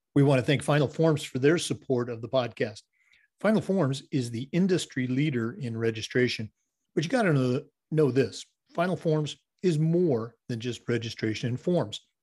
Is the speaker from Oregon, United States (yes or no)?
yes; Oregon, United States; moved away; I grew up in um, Oregon in the Northwest